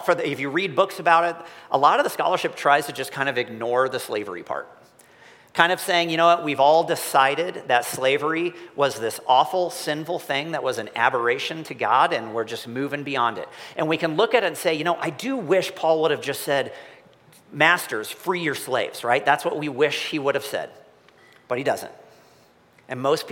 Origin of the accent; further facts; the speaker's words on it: Missouri, United States; I'm from Missouri